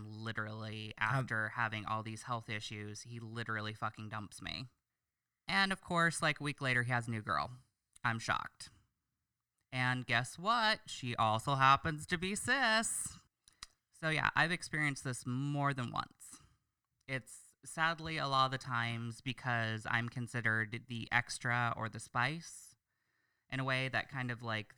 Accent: Oregon, United States; I am from Oregon

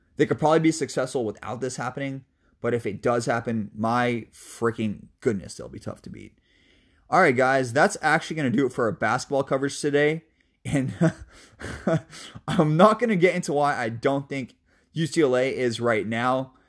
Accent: Seattle, Washington, United States; I love my hometown, baby, North Seattle, two oh six

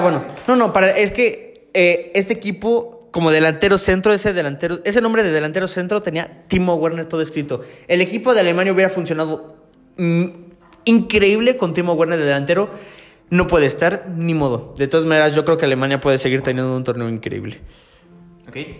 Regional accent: Mexico; also born or lived in Canada; yo como mexicano

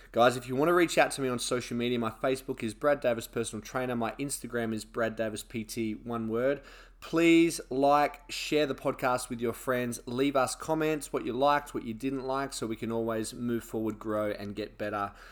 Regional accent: Australia; like I obviously was born in Australia and grew up in Australia

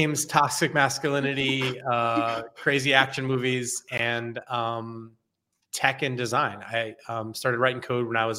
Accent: Connecticut, United States; I grew up on the East Coast in a state called Connecticut. I'm actually dialing in from New Haven

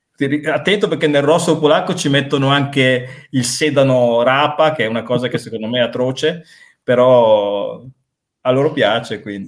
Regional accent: Reggio Emilia, Emilia-Romagna, Italy; moved away as an adult; now in Wrocław, Poland; sono di Reggio Emilia, però mi sento ovviamente anche reggiano, mi sento emiliano, mi sento italiano, ma sono breslaviano a tutti gli effetti.

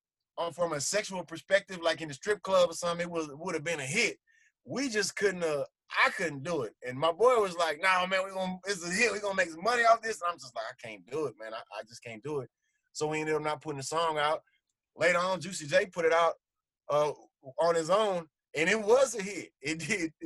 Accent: United States; growing up in America

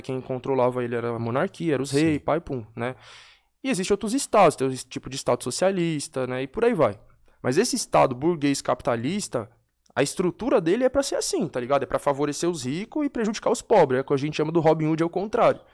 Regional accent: São Paulo, Brazil; Eu venho da Brasilândia, né? Onde é a minha origem. Nasci e cresci.

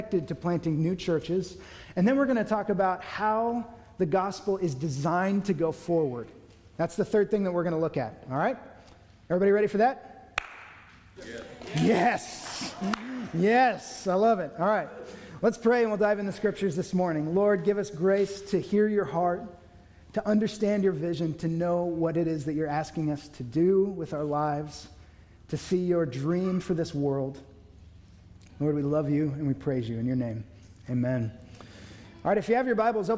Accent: Newbury Park, California, United States; I grew up in Newbury Park

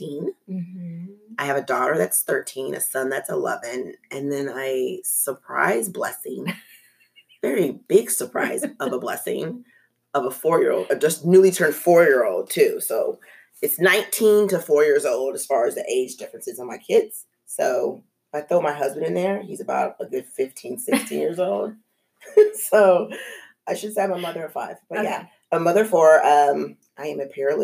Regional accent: Thousand Oaks, California, United States; moved away as an adult; also born or lived in Los Angeles, California / San Dimas, California / Sacramento, California / Fort Wayne, Indiana; now in Texas, United States; I was born in Los Angeles, but I grew up to about fifth, sixth grade in San Dimas, California. And then we moved to Thousand Oaks, California. And I was there until I was a senior in high school.

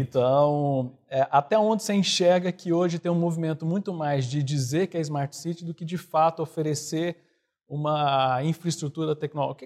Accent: Goiânia, Goiás, Brazil; eu sou de Goiânia

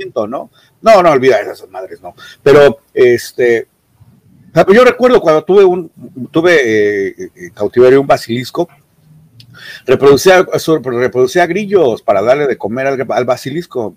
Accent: Mexico; como mexicanos

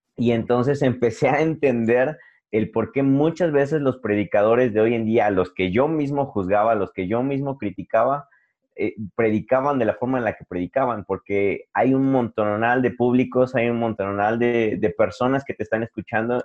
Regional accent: Puebla, Mexico; soy de Puebla

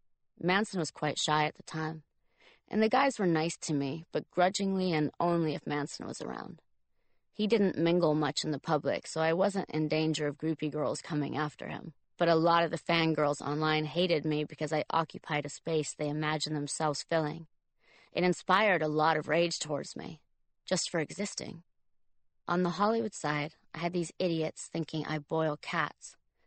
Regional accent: Tuscany, Italy; Italy, to the Tuscan countryside where I was born and raised. I was trying to find the stone barn I was born in on the Duke's property.

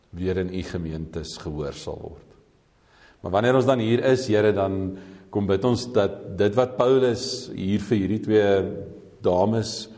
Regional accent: South Africa

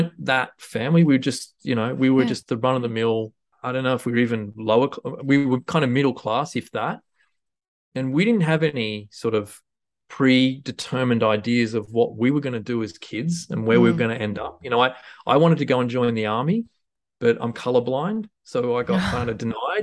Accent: Huskisson, New South Wales, Australia; moved away; also born or lived in Tamworth; when I was growing up in Husky

